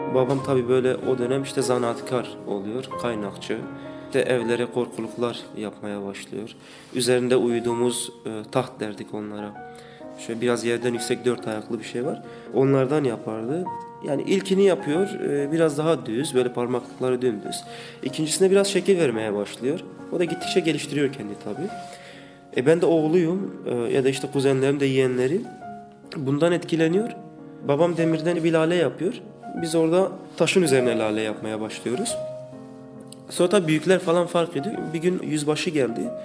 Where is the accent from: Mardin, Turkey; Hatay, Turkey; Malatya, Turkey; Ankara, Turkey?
Mardin, Turkey; Nusaybin; moved away as an adult; also born or lived in Batman / Diyarbakır; now in Istanbul, Turkey; Ben Mardinliyim, Nusaybin. 80'lerin sonlarında doğdum.